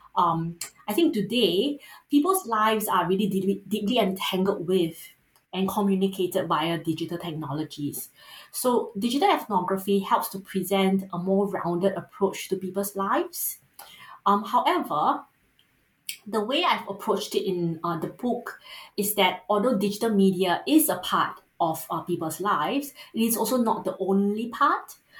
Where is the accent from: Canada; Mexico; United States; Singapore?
Singapore; accent: Singaporean; first language English; you might be able to tell from the accent as a Singaporean, you can't run from it. Um, I grew up in a settler state